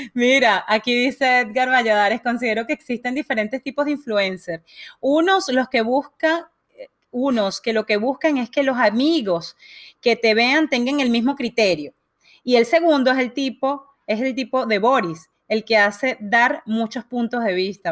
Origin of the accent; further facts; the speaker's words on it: Venezuela; moved away; yo vengo de Venezuela y, y de alguna manera crecí viendo este, este, gobierno